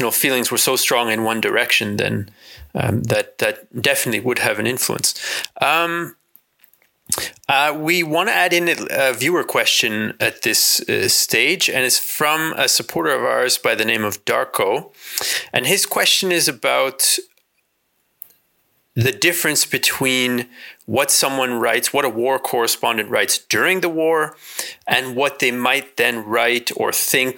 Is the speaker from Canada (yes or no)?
yes; Canada; I am a Canadian by birth.